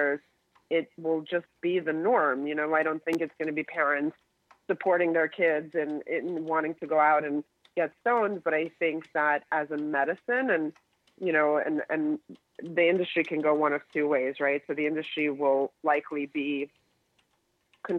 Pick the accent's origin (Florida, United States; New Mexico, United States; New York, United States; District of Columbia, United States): New York, United States; as a New Yorker